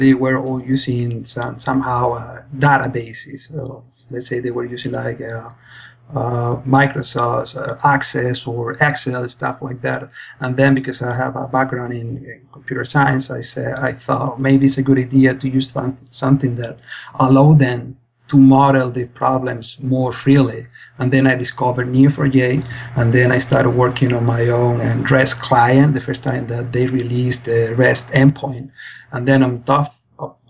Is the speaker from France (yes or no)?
no; Spain; moved away as an adult; now in London, Canada; I'm originally from Spain